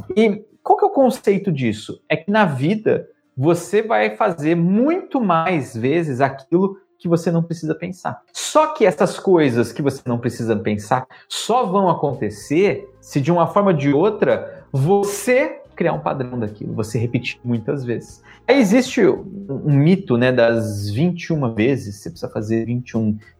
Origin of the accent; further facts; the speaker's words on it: São Paulo, Brazil; moved away as an adult; eu sou um cara do Brasil. Na vida inteira eu fui criado em São Paulo